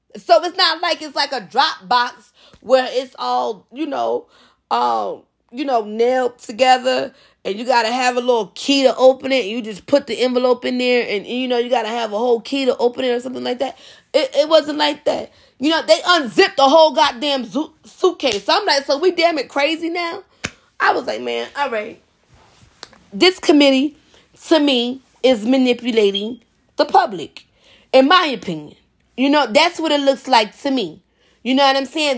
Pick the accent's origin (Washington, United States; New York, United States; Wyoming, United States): New York, United States; as a New Yorker